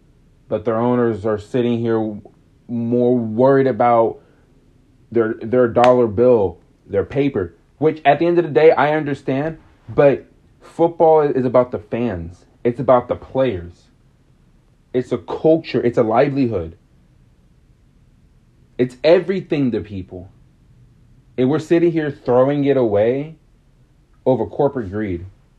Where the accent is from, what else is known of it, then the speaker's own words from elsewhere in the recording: United States; I'm American.